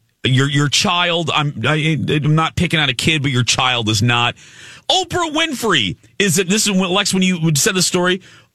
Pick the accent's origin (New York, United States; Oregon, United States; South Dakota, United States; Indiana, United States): Indiana, United States; my hometown of Indiana